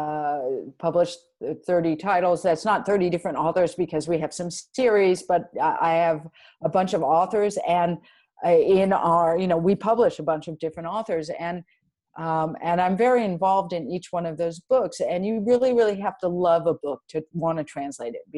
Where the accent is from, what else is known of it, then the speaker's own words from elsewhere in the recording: United States; now in France; I'm American and that's where I grew up and that's my culture